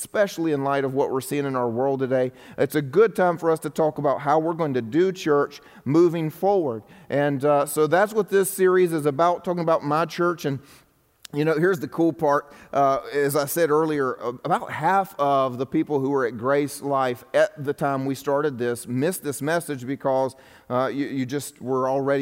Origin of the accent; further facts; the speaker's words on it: the Bible Belt, United States; I'm in the Bible Belt right now, if you're wondering. I grew up in the Bible Belt as well